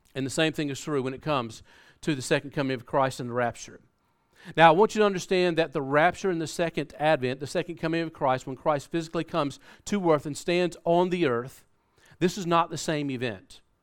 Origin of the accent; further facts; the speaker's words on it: South Carolina, United States; moved away; we're from America. Uh, we, we grew up in South Carolina, and if you haven't been able to pick up on that accent, uh, you'll, you'll probably get it now